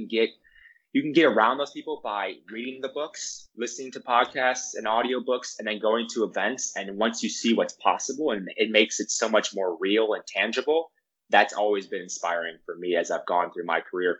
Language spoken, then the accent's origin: English; Milwaukee, Wisconsin, United States; I'm from Milwaukee, Wisconsin